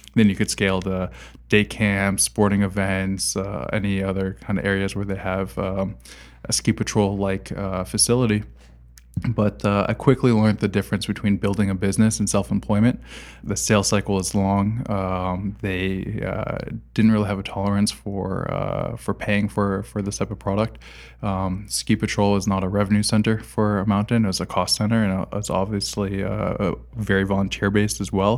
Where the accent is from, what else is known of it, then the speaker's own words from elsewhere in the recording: United States; now in Montreal, Canada; I'm American